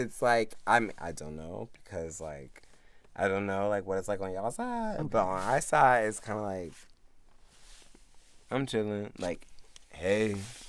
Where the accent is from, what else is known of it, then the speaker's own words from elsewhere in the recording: the South, United States; I'm from the south